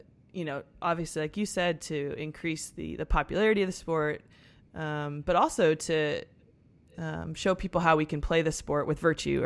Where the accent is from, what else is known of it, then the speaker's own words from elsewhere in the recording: Connecticut, United States; I'm from Connecticut